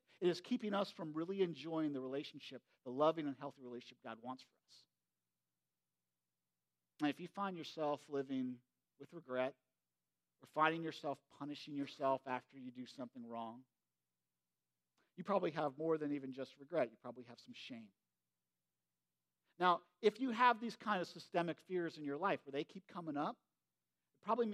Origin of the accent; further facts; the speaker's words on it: United States; I grew up in Perry County, you know, and I grew up in this old farmhouse